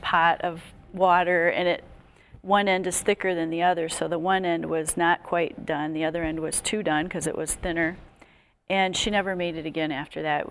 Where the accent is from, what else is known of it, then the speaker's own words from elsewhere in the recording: Wisconsin, United States; moved away; I'm from Wisconsin originally